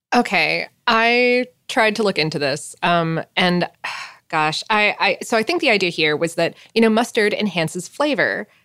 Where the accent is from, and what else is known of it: South Florida, United States; born or raised there